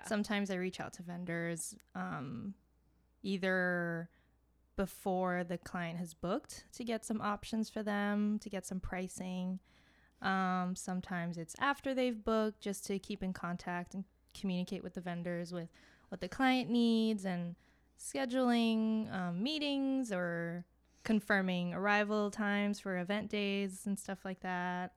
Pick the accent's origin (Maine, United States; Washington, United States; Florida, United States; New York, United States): Florida, United States; Miami; moved away as an adult; now in Boston, United States; I am originally from Miami, but I came here for school